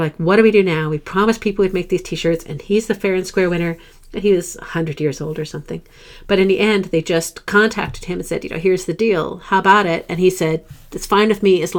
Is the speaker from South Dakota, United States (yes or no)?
yes; South Dakota, United States; moved away; I'm from South Dakota originally